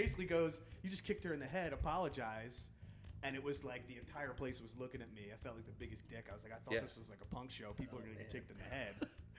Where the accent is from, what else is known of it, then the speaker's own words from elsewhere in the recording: Philadelphia, Pennsylvania, United States; moved away; growing up in Philly, they're a Philly band.